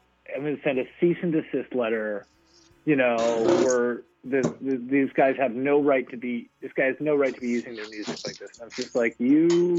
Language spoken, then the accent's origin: English; Canada; It was fun being distinctly Canadian tonight.